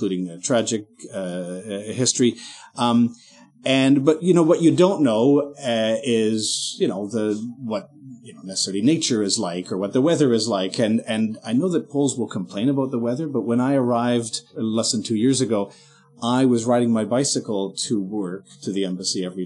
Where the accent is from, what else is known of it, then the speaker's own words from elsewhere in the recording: Canada; moved away as an adult; now in Poland; as a Canadian here with as a diplomat